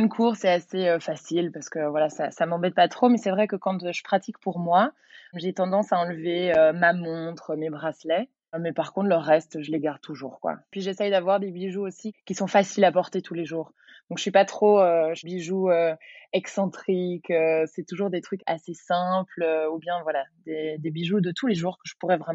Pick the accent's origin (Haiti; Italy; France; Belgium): Belgium; Brussels; j'ai 31 ans, je suis bruxelloise, je suis professeure de yoga